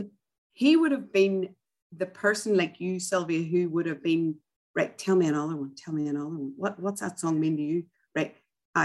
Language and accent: English; Ireland; moved away; grew up as an Irish Catholic